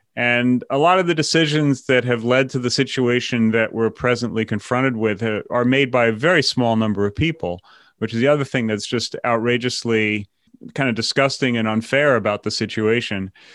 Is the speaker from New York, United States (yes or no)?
yes; New York, United States; moved away as an adult; I came from New York, were Democrats